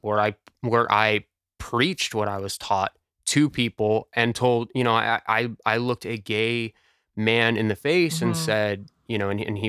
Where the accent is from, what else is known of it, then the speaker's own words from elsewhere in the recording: United States; I am American